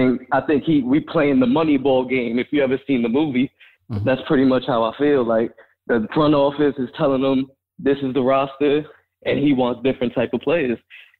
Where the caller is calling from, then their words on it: Florida, United States; I'm from Florida.